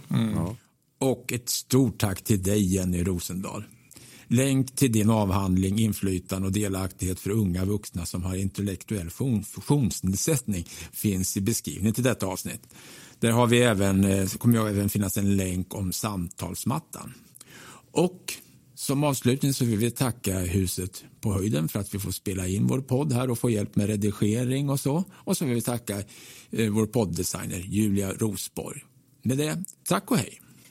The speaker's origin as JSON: {"language": "Swedish", "region": "Östergötland", "country": "Sweden", "tie": "born or raised there", "said": "min uppväxt i Östergötland på 60-talet"}